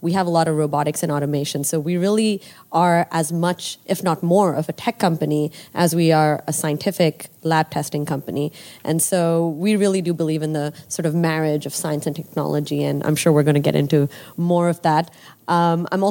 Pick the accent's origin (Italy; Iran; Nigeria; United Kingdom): Nigeria; moved away as an adult; I grew up in Nigeria.